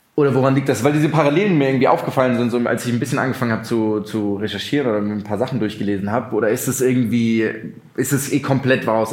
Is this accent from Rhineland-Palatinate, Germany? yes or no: yes; Mainz, Rhineland-Palatinate, Germany; also born or lived in Wiesbaden; ich bin in Mainz aufgewachsen